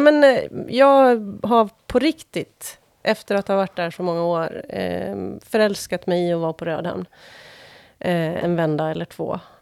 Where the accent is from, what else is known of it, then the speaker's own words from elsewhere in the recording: Åland Islands; accent: åländska; now in Stockholm, Sweden; när jag växte upp på Åland